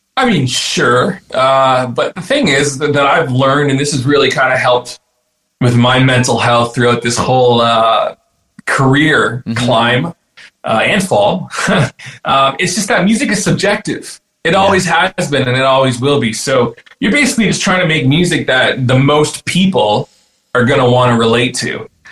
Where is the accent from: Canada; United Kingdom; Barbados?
Canada; Burlington, Ontario; moved away as an adult; also born or lived in Peterborough, Canada; now in Nashville, United States; I was born in, in Peterborough and spent some time there, and then uh, yeah, I mean, I, the majority of my time I grew up in Burlington.